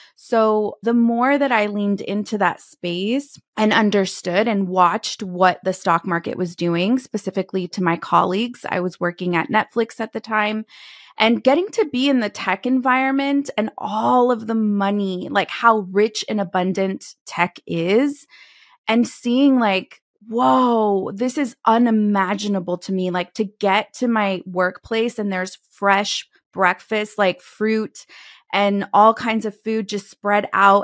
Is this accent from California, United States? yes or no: yes; California, United States; moved away as an adult; also born or lived in Texas; back to my home state from Texas, headed to California